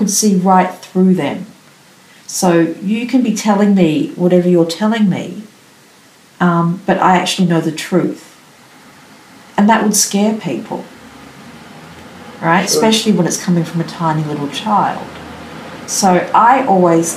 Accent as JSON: {"language": "English", "town": "Melbourne", "region": "Victoria", "country": "Australia", "tie": "born or raised there", "also_born_or_lived": "Canberra", "said": "growing up in Melbourne"}